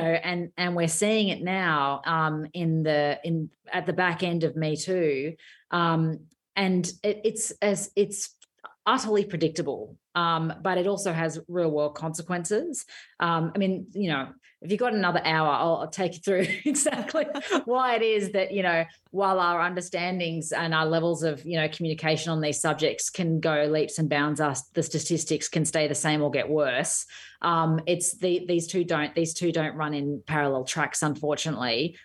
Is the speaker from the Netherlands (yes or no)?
no; Australia